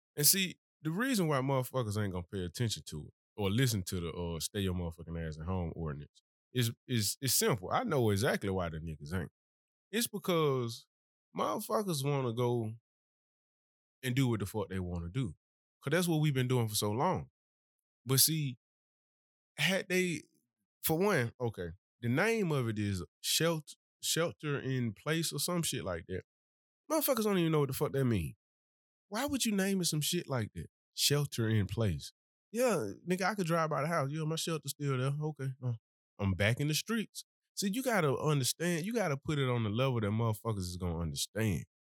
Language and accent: English; Birmingham, Alabama, United States; I'm really from Birmingham. I ain't moved here